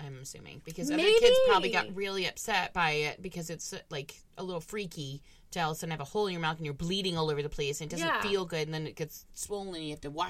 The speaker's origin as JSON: {"language": "English", "town": "Orlando", "region": "Florida", "country": "United States", "tie": "born or raised there", "said": "I was born in Orlando, too, and my family's all over there."}